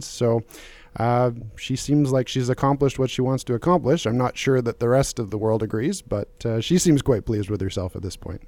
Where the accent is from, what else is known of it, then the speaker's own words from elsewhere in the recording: Calgary, Alberta, Canada; I grew up in Calgary